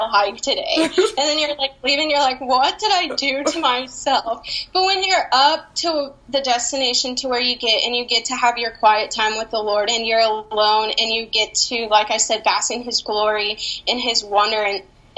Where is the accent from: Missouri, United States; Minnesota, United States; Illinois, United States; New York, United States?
Missouri, United States; Branson; I'm from Branson, Missouri